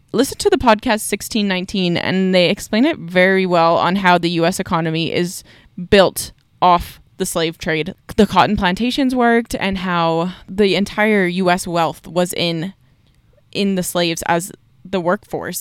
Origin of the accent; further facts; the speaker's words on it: Canada; I'm Canadian